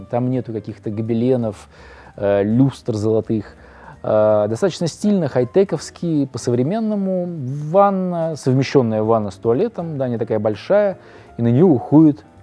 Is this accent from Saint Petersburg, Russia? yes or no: yes; Saint Petersburg, Russia; born there; это может э, быть связано с тем, что я родился на Литейном, как раз рядом с домом э